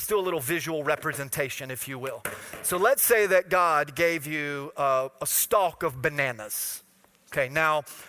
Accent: Florida, United States; I'm from Florida

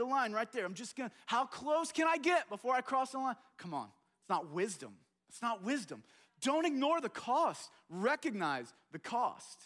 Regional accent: United States; as American

